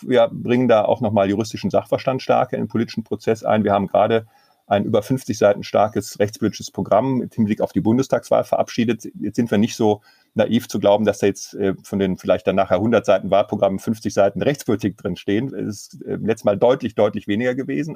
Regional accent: Mönchengladbach, North Rhine-Westphalia, Germany; in einer großen Kanzlei in meiner Heimatstadt, die auf Baurecht spezialisiert ist.

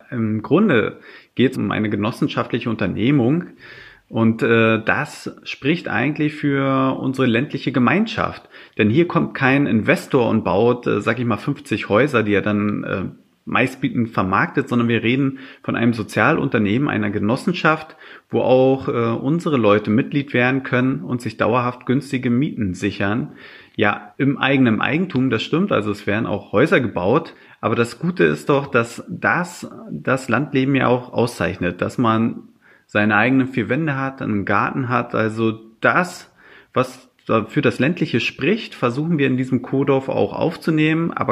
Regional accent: Brandenburg, Germany; Ja, meine alte Heimat.

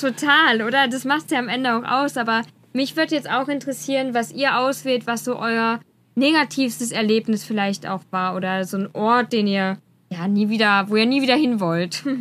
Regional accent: Germany; wir als Deutsche

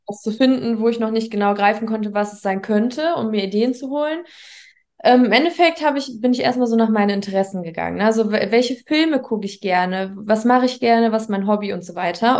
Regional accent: near Düsseldorf and Mönchengladbach, North Rhine-Westphalia, Germany; Nordrhein-Westfalen, in der Nähe von Düsseldorf und Mönchengladbach

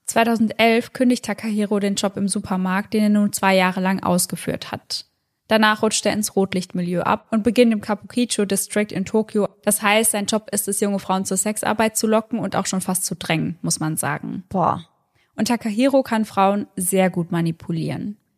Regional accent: Germany; bei uns in Deutschland

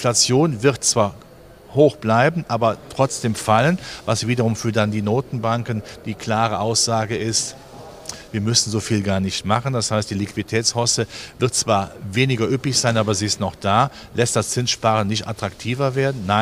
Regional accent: Germany; wir sind ja Deutsche, wir haben ja schon das Stabilitätsgehen mit der Muttermilch aufgenommen.

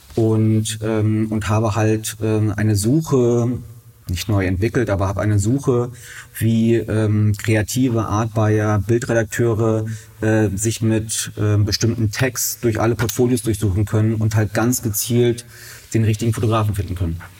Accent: Berlin, Germany; ich bin ähm, ein waschechter Berliner

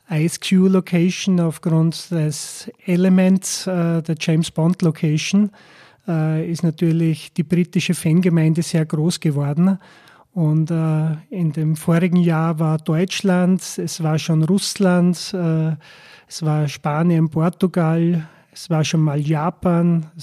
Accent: Gols, Burgenland, Austria; Äh, Golz ist eine Ortschaft, ungefähr 4000 Einwohner am Ostufer vom Neusiedlersee.

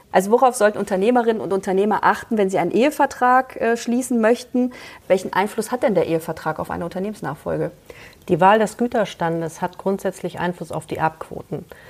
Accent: Kassel, Hesse, Germany; Kassel ist meine Heimatstadt

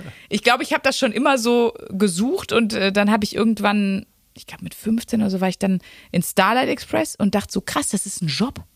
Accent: Wuppertal, North Rhine-Westphalia, Germany; moved away; also born or lived in Ruhr area; meiner alten Heimatstadt Wuppertal

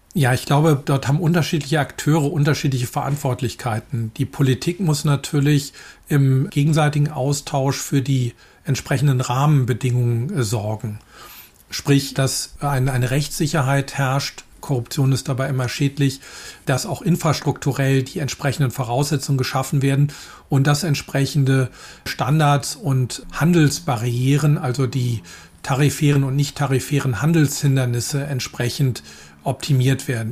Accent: Germany; insbesondere als Deutsche

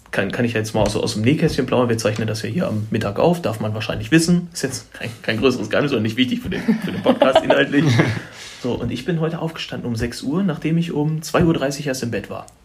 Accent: Schöppenstedt, Lower Saxony, Germany; also born or lived in Braunschweig; Ich bin da geboren. Achso. Ich komme da eigentlich nicht, nicht direkt her. Also ich komme aus dem Umfeld. Das ist ein Dorf, das heißt Schöppenstedt.

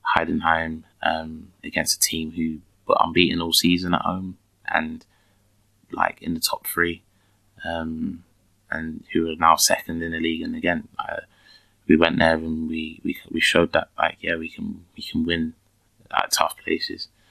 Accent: England, United Kingdom; accent: London; moved away as an adult; now in Germany; back home we, as English people

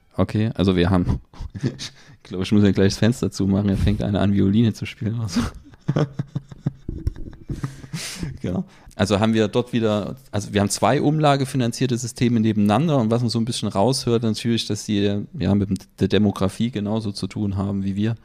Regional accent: Germany; bei uns in Deutschland

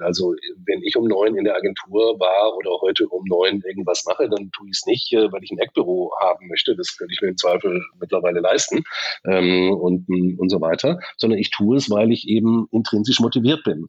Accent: Stuttgart, Baden-Württemberg, Germany; ich bin in Stuttgart aufgewachsen

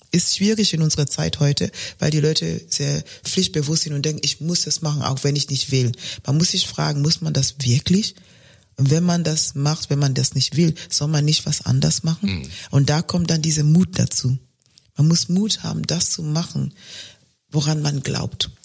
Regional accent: Kenya; German is a second language; moved away as an adult; also born or lived in Germany; ich komme aus Kenia

